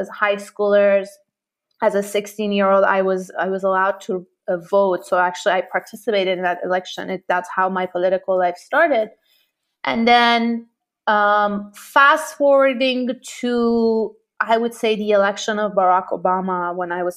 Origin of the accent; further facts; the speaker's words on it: Tehran, Tehran Province, Iran; moved away; I grew up in Tehran during the Iran-Iraq War